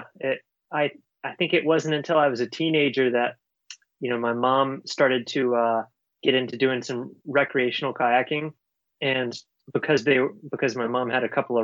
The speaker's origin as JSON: {"language": "English", "area": "Orange County", "region": "Virginia", "country": "United States", "tie": "born or raised there", "said": "I grew up in rural Virginia, so a really small county, Orange, Virginia"}